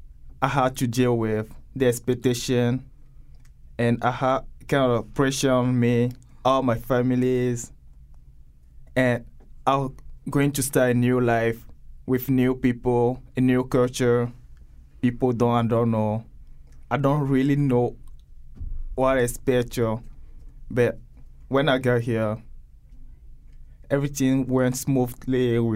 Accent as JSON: {"language": "English", "country": "Togo", "second_language": "English", "moved": "as an adult", "lives_now": "United States"}